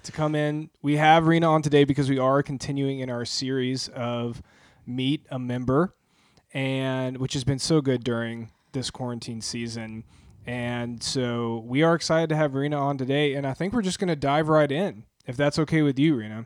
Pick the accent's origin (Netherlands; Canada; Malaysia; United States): United States; Peachtree City, Georgia; also born or lived in Columbus, Georgia; I was born in Columbus, Georgia, and then moved to Peachtree City, Georgia, which is a suburb